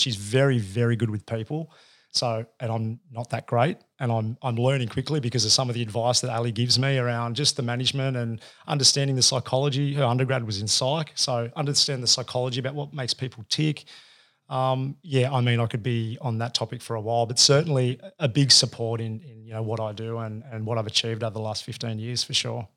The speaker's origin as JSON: {"language": "English", "town": "Sydney", "region": "New South Wales", "country": "Australia", "tie": "born or raised there", "also_born_or_lived": "Campbelltown / Bondi", "said": "I grew up out in Western Sydney"}